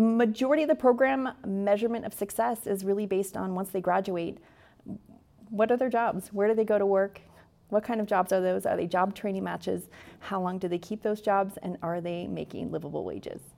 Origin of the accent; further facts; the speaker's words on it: Astoria, Oregon, United States; I am born and raised in Astoria